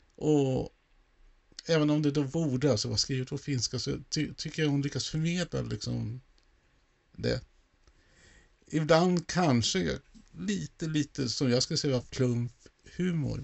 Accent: Sweden; jag som då infödd svensk

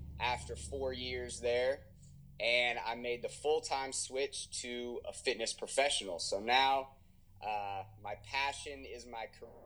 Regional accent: Houston, Texas, United States; also born or lived in Austin, Texas; I live in Houston, Texas with my wife, Brittany, my almost 4-year-old daughter, Aubrey, and my 7-month-old son, Gavin. So I was born and raised here in Houston

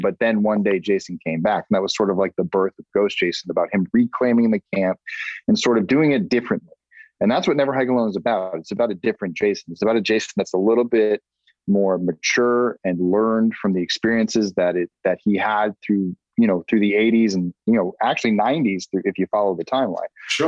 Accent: Massachusetts, United States; moved away; I'm a Massachusetts guy

